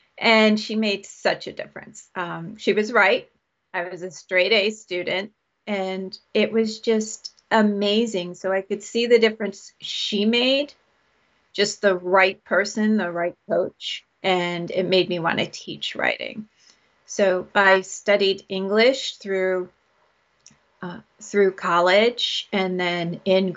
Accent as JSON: {"language": "English", "region": "New York", "country": "United States", "tie": "born or raised there", "said": "I was born in New York State, and I'm north of New York City, so I'm nowhere near the exciting part of New York. So I grew up here."}